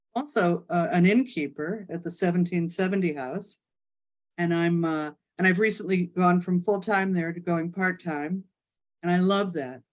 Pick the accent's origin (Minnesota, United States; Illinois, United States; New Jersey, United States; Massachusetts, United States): Illinois, United States; Chicago; moved away as an adult; also born or lived in New York City; now in Hamptons, United States; I'm from Chicago. Moved to uh, New York City the day after my 18th birthday.